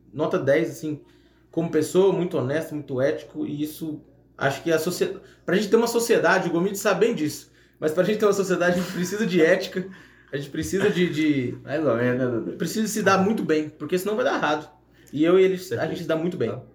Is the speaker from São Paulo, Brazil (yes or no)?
yes; São José dos Campos, São Paulo, Brazil; moved away as an adult; now in Viçosa, Brazil; eu sou natural de São José dos Campos, São Paulo, e vim para Viçosa fazer agronomia